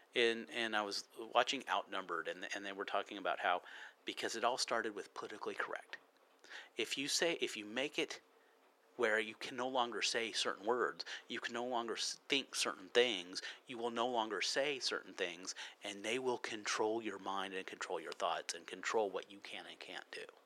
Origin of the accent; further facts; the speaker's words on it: United States; I'm American